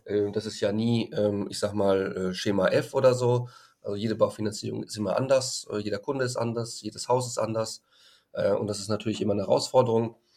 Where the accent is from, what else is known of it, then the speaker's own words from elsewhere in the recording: Frankfurt, Hesse, Germany; in Frankfurt, wo ich herkomme